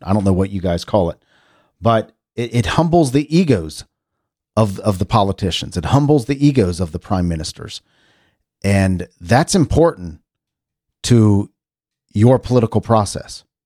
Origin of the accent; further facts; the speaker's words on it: United States; I'm very American and, and very pro-America